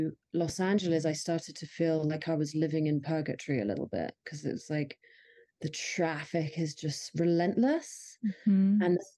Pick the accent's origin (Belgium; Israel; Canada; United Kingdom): United Kingdom; London; moved away as an adult; also born or lived in California / Bali / Thailand / India; now in Bozeman, United States; I'm from London originally. So I moved here after 15 years of living in California. And before that, I lived in Bali, Thailand, India and England.